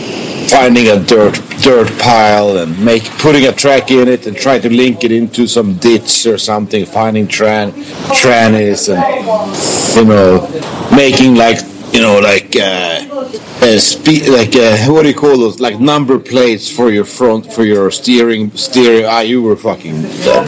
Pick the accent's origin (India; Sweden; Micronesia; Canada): Sweden; born or raised there